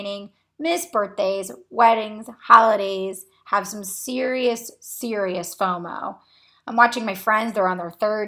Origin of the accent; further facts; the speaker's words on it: Cocoa Beach, Florida, United States; moved away as an adult; now in Akron, United States; I was born and raised in Cocoa Beach, Florida, which is on the Space Coast near NASA and Kennedy Space Center.